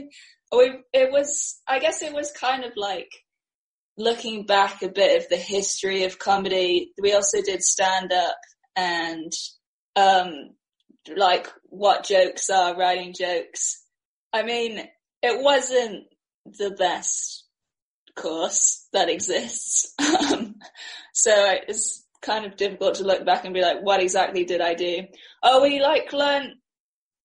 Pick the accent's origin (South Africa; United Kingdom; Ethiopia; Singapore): Singapore; moved away as an adult; also born or lived in New York; born and raised. Then I left at 18